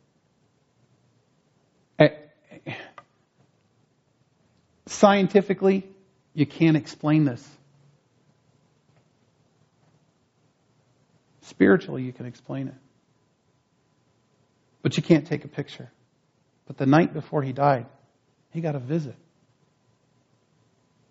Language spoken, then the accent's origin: English; northwestern New Jersey, United States; moved away; When I was a kid growing up in New Jersey, I grew up in northwestern New Jersey